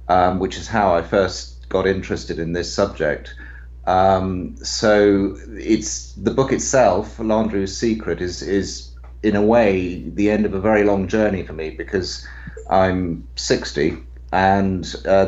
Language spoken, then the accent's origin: English; United Kingdom; now in London, United Kingdom; I'm a British writer. I'm based here in London